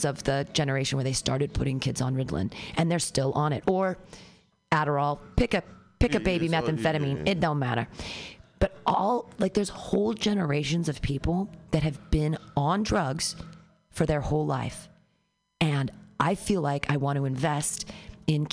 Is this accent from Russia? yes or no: no; United States; as an American